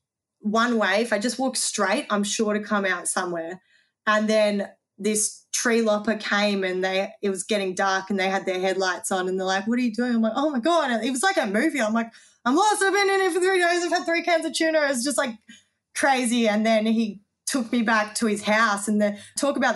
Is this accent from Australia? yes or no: yes; Lilydale, Victoria, Australia; I'm from Lilydale.